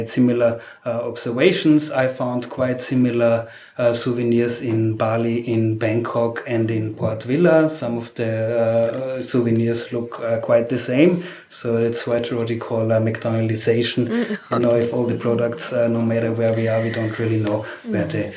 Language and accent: English; Austria; I'm from Austria